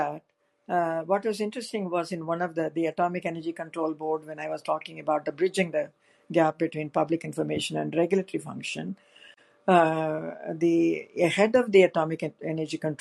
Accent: India; now in United States; I was an Indian citizen

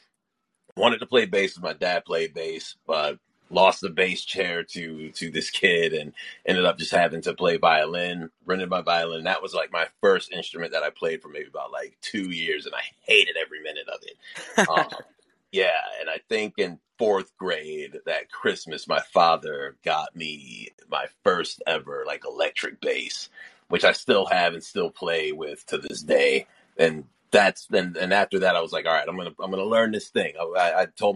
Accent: Rochester, New York, United States; I'm from Rochester, New York

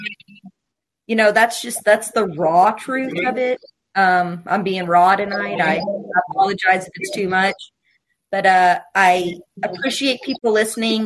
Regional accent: Appalachia, United States; I'm from Appalachia. I grew up in a trailer park.

